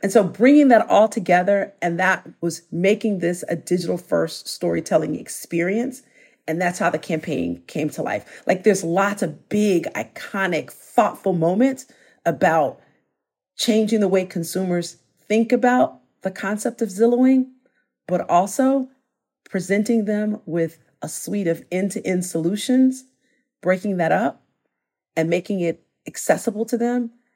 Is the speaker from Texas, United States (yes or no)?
no; Chicago, Illinois, United States; moved away; I'm from Chicago originally